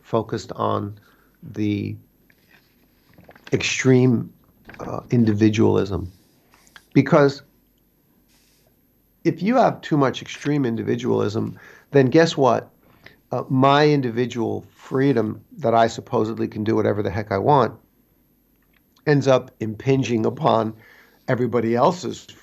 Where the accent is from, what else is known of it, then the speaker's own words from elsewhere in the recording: United States; moved away as an adult; now in China; I'm a foreigner here in China for 24 years. And as an American